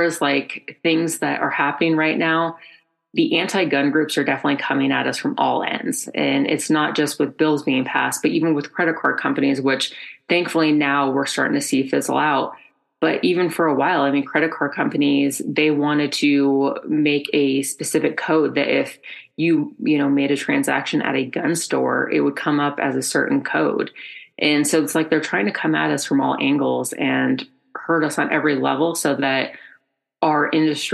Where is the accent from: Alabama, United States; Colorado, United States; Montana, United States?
Colorado, United States; I'm from Colorado, I'm a native